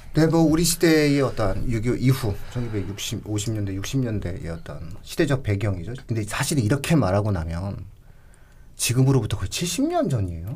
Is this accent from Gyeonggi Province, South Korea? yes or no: yes; Pyeongtaek, Gyeonggi Province, South Korea; 제가 경기도 평택 출신이다 보니까